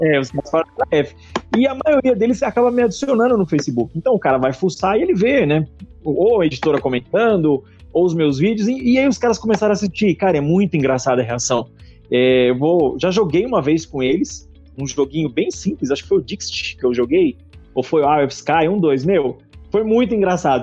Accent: São Paulo, Brazil; eu sou paulistano

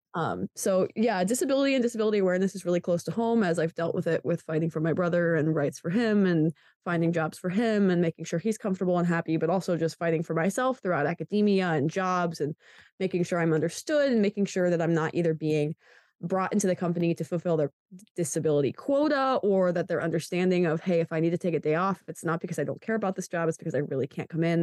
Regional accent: Pennsylvania, United States; I'm from Pennsylvania

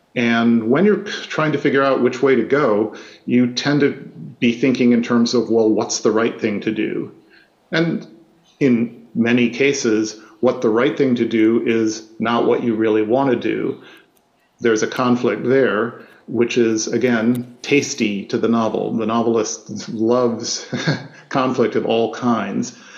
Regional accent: Midwest, United States; I grew up in the Midwest.

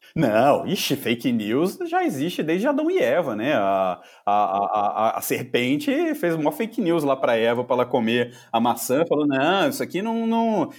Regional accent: Juiz de Fora, Minas Gerais, Brazil; eu sou de Juiz de Fora, de Minas.

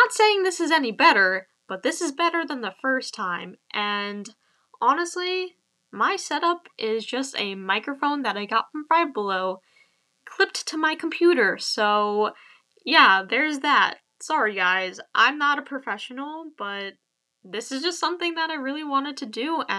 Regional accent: Long Island, New York, United States; I'm from Long Island, New York

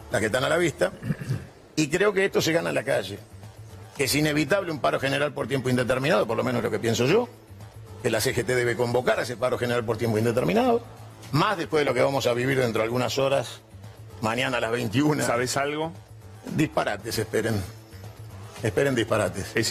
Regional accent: Argentina; yo soy nacionalista argentino

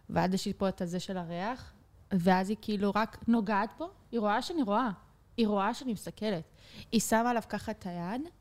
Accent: Petah Tikva, Central District, Israel; born there; נולדתי בפתח תקווה.

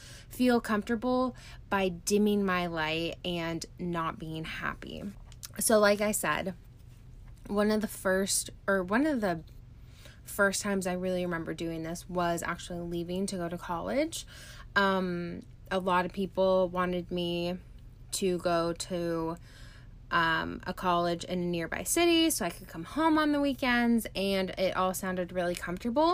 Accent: California, United States; moved away as an adult; also born or lived in Arizona; now in Canada; I grew up in a small town in California. I lived there until I was 21 years old.

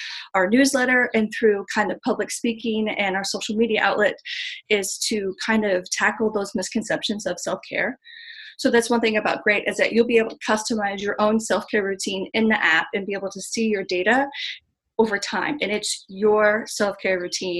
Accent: Missouri, United States; I'm from Missouri, from the show me state

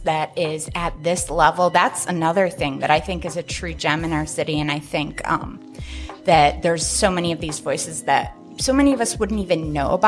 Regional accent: Midwest, United States; now in Spokane, United States; I'm from the Midwest.

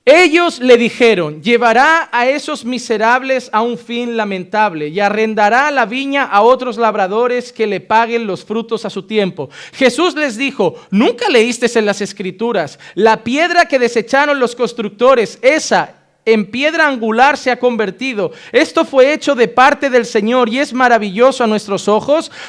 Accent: Barcelona, Catalonia, Spain; born there; Yo sé que nací en Barcelona, o eso me dijeron.

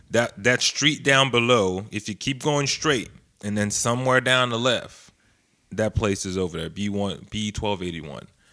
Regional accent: North Carolina, United States; we're from North Carolina

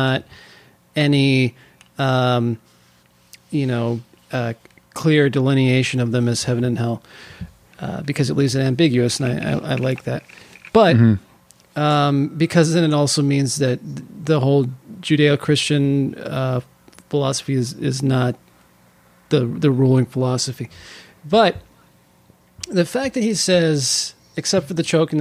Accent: California, United States; I was born in California. I don't know why I have an accent.

